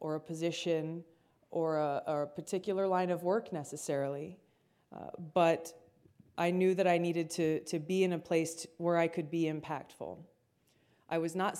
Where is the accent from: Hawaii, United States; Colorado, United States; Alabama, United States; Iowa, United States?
Hawaii, United States; Growing up in Hawaii, I'm the fourth of five kids